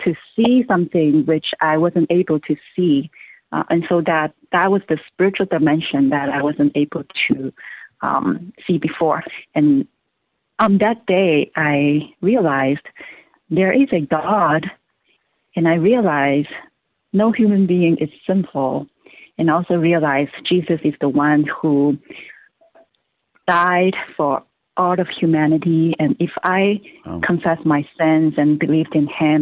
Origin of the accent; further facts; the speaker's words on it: Hong Kong; moved away as an adult; now in Los Angeles, United States; I'm originally from China, Hong Kong, and I came to the U.S. for college